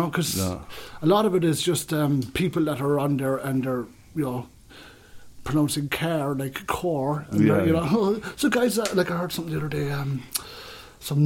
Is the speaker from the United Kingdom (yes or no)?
no; Ballymacoda, Munster, Ireland; I'm from Ballyquinn, Ballymacoda, County Cork.